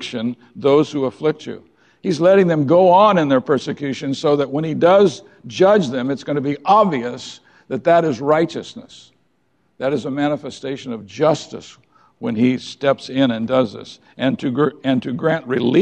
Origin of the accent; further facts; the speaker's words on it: United States; We are the American people